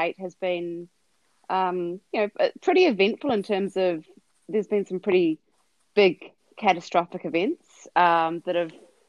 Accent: New Zealand; moved away as an adult; now in Melbourne, Australia; we're originally from New Zealand, my husband and I. We came to Australia when I was pregnant with Zara

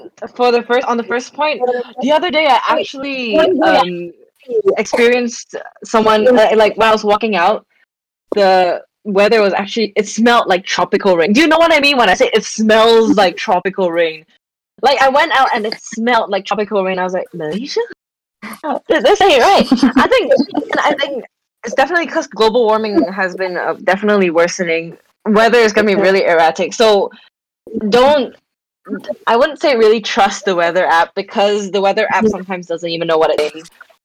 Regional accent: Shanghai, China; I grew up in Shanghai, so we had all four seasons.

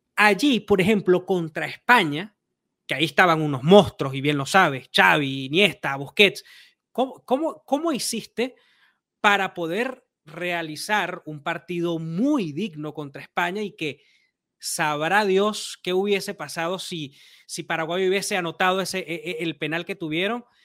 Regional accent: Venezuela; yo soy venezolano

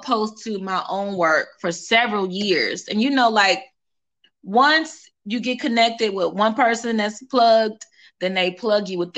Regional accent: Indianapolis, Indiana, United States; moved away as an adult; now in Atlanta, United States; I'm from Indianapolis, Indiana

